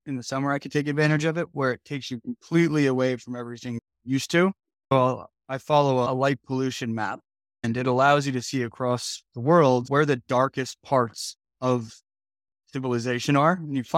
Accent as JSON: {"language": "English", "region": "New Jersey", "country": "United States", "tie": "born or raised there", "said": "I grew up in Jersey though, so I love it."}